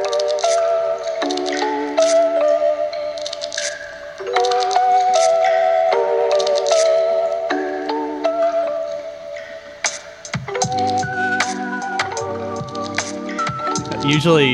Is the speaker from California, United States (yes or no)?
yes; San Diego, California, United States; now in Sacramento, United States; I grew up in San Diego